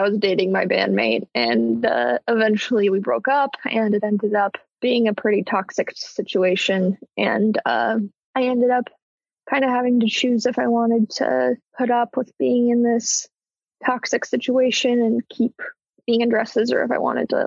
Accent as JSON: {"language": "English", "town": "Portland", "country": "United States", "moved": "as an adult", "lives_now": "Los Angeles, United States", "said": "I am originally from Portland"}